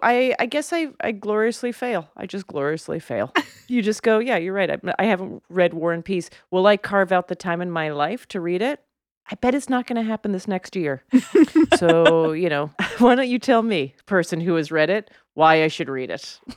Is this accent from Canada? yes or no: yes; Canada; moved away; as a Canadian